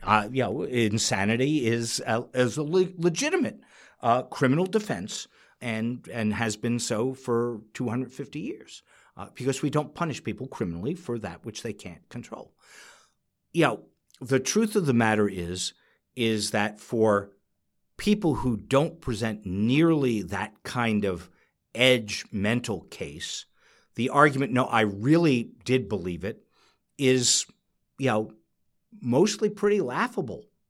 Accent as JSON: {"language": "English", "region": "New York", "country": "United States", "said": "I'm a New Yorker"}